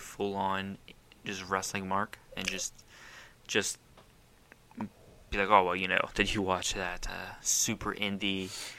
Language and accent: English; Ohio, United States; you know, we're from Ohio, so, you know